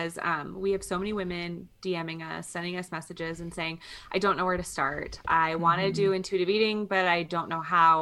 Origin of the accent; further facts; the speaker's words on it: Midwest, United States; now in Colorado, United States; We're both from the Midwest